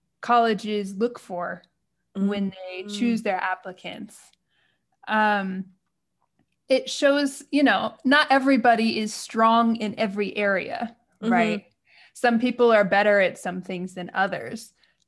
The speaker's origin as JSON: {"language": "English", "country": "United States", "moved": "as an adult", "lives_now": "Japan", "said": "I'm American and I'm living in Japan."}